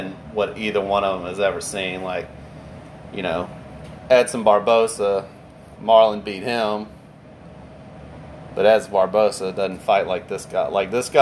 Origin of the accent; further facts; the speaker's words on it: Houma, Louisiana, United States; growing up in Homa